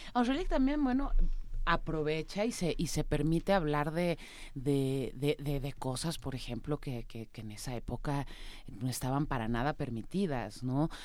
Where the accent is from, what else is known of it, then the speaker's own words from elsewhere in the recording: Mexico; soy mexicana, vivo, vivo en México